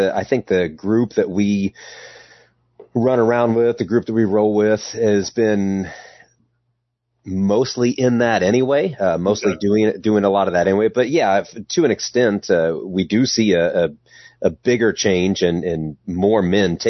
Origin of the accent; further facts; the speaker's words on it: Indianapolis, Indiana, United States; We're from Indiana, Indianapolis area